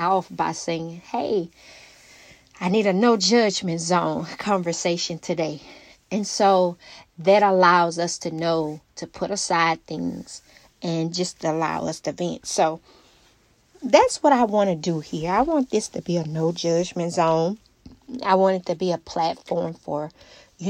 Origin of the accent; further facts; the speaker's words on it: Alexandria, Louisiana, United States; my hometown, Alexandria, Louisiana. I always rep my hometown just because that's where we're from